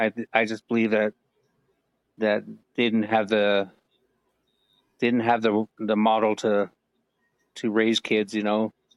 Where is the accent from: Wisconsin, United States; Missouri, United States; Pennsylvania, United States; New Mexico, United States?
New Mexico, United States; Farmington; I'm a Native American. I'm from the Navajo tribe. And I was born and raised in Farmington, New Mexico, which is in the four corners of the country of Colorado, Arizona, Utah, and New Mexico.